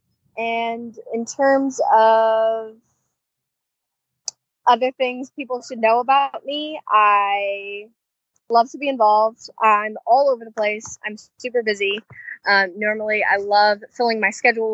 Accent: Chicago, Illinois, United States; moved away as an adult; now in Muncie, United States; Originally, I'm from Chicago, Illinois, within the suburbs of the Southwest area.

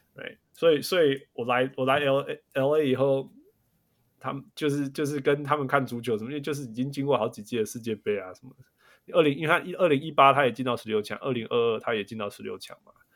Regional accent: Taiwan; now in United States; 身为台湾人

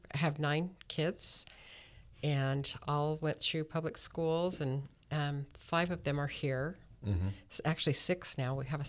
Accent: Denver, Colorado, United States; moved away as an adult; also born or lived in Las Vegas; now in Henderson, United States; I was born and raised in Denver, Colorado, and moved here when my husband graduated from school. Lived in Las Vegas and Henderson for 40 plus years

